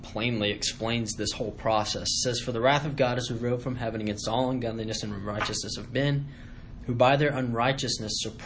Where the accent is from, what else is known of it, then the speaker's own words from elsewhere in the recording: United States; growing up in the United States